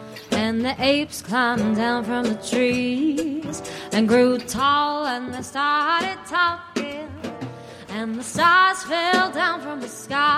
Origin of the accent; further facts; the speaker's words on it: Boston, Massachusetts, United States; I'm from Boston.